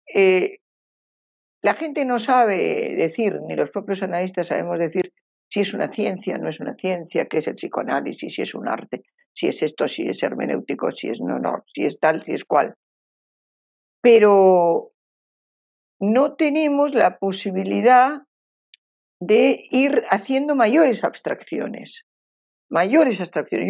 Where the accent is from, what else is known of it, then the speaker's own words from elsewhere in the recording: Basque Country, Spain; moved away as an adult; now in Uruguay; al pueblo vasco, yo soy, soy de ese pueblo